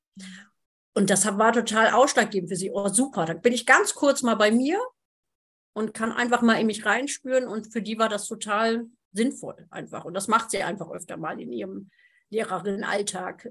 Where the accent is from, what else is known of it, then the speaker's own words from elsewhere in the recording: Germany; ich bin ja aus Friesen